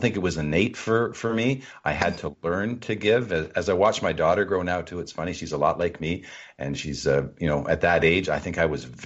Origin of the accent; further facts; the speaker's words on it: Toronto, Ontario, Canada; came back to Toronto, my hometown